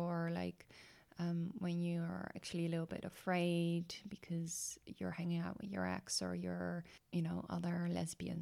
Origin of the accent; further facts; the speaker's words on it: Netherlands; I'm from Holland